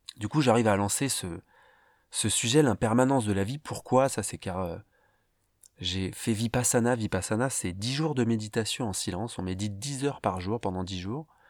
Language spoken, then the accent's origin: French; Paris, Île-de-France, France; je viens de Paris, en France, où j'ai euh, débuté ma vie